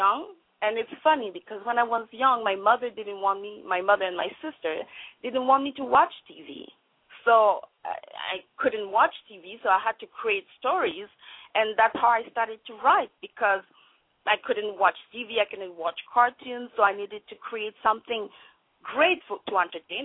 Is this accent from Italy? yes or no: no; Montreal, Quebec, Canada; first language French; English is a second language; moved away as an adult; also born or lived in Vancouver; I'm a French actor. I was born in Montreal, Quebec. And then I decided to move to Vancouver